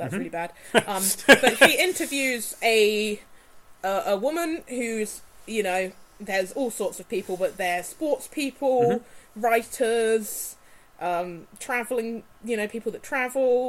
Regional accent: United Kingdom; as British people

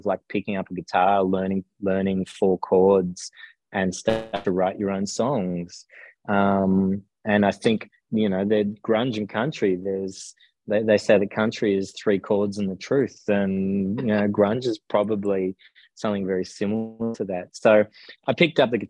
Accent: Melbourne, Victoria, Australia; also born or lived in South Gippsland; so I grew up in Melbourne and then moved to South Gippsland in about year 8 and a half, I think it was, of high school

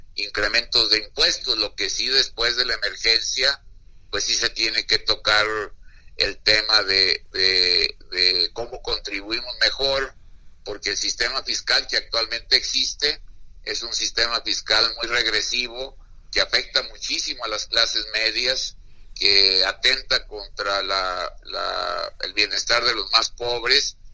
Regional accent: Mexico; nosotros los mexicanos

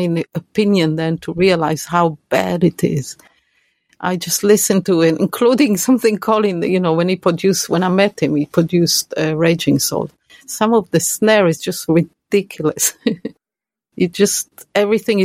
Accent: Israel; English is a second language; moved away; when I go there, of course I speak Hebrew

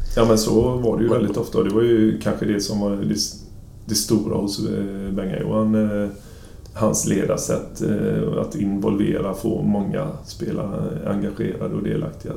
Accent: Sweden; moved away as an adult; also born or lived in Gothenburg, Sweden / Kiel, Germany; kom jag ner som ensam svensk

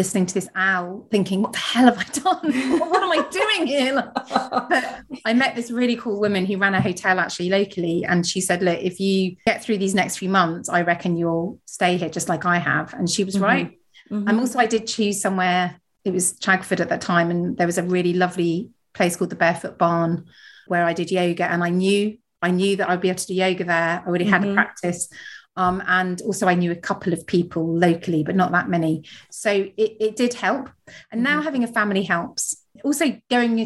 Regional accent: Surrey, South East England, United Kingdom; also born or lived in London; now in Devon, United Kingdom; I grew up in Surrey

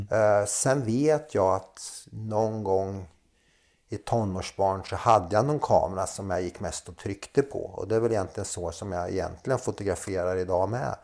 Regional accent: Linköping, Östergötland, Sweden; moved away as an adult; also born or lived in Slovenia; now in Gotland, Sweden; Linköping är uppväxt. Linköping, ja. Där har jag min barndom.

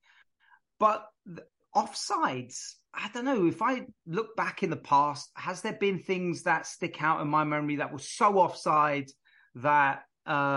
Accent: London, United Kingdom; moved away as an adult; also born or lived in Brentford; now in United States; I grew up in North London, but I lived in close to Brentford

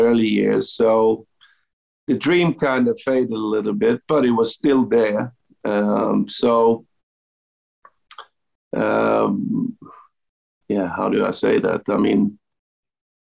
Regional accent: Helsingborg, Skåne, Sweden; my hometown club, Högeberg

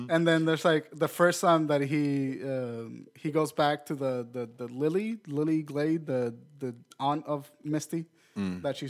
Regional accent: Puerto Rico; I was from Puerto Rico and I fucking heard about Yoo-hoo.

